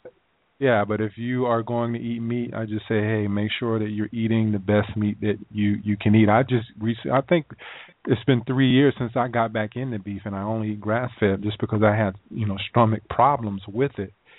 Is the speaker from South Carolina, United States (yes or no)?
yes; South Carolina, United States; moved away; I'm from South Carolina.